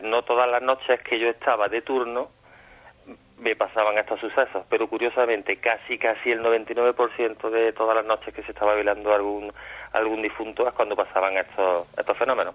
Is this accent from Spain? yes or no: yes; Córdoba, Andalusia, Spain